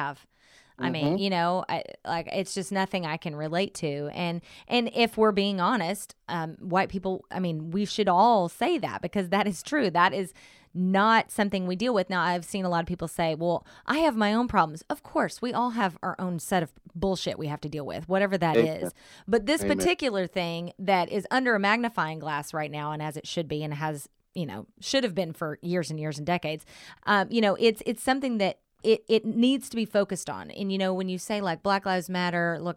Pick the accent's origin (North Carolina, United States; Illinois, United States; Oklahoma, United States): Oklahoma, United States; Southern; now in Bay Area, United States; I grew up in a very whitewashed town in Southern Oklahoma